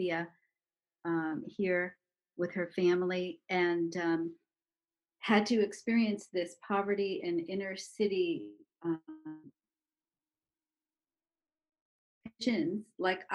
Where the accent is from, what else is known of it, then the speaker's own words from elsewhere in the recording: New York City, New York, United States; we are the same age, and we grew up in Brooklyn together.